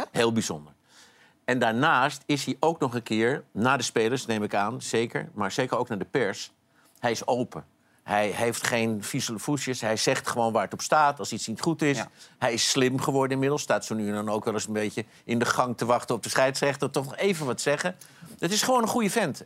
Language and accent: Dutch; Amsterdam, North Holland, Netherlands; ik ben opgegroeid in Amsterdam.